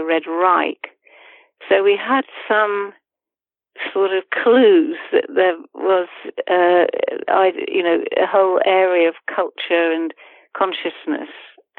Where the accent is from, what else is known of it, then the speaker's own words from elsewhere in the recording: the north of England, United Kingdom; accent: northern; the students mocked my accent because I had a northern accent